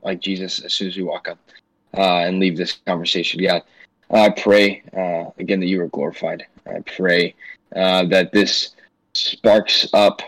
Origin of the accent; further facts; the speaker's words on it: St. Louis, Missouri, United States; I'm from St. Louis, go to Missouri Baptist University